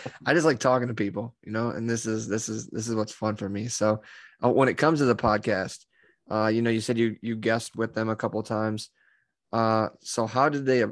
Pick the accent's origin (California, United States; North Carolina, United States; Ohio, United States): Ohio, United States; Northern; I'm from Northern Ohio